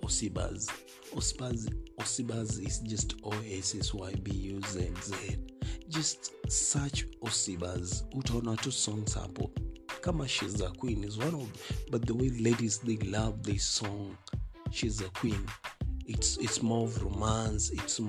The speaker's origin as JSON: {"language": "English", "country": "Kenya", "said": "Yeah, I'm a Kenyan."}